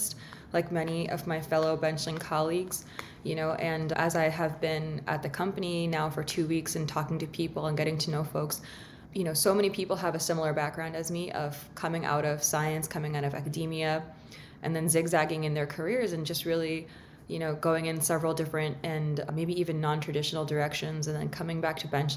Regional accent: Lowell, Massachusetts, United States; I'm originally from Lowell, Massachusetts. I'm very proud to be from Lowell, Massachusetts

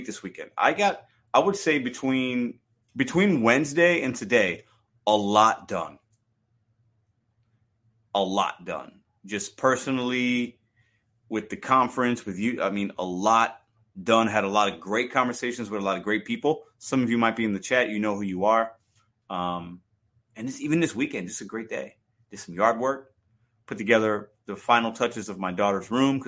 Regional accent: Chicago, Illinois, United States; I'm from Chicago.

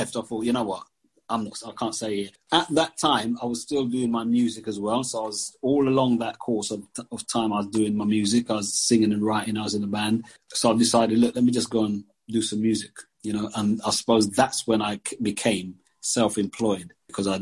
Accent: London, United Kingdom; also born or lived in Jamaica / Brixton; I came from Jamaica in 1969 and grew up in Tooting

